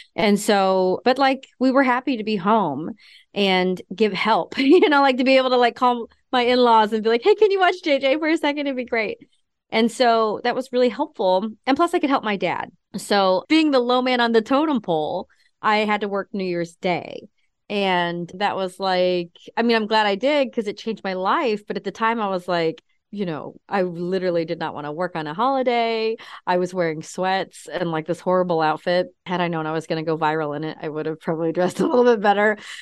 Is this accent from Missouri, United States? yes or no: yes; Kansas City, Missouri, United States; moved away as an adult; also born or lived in Seattle / North Carolina; now in Missouri, United States; I grew up in Kansas City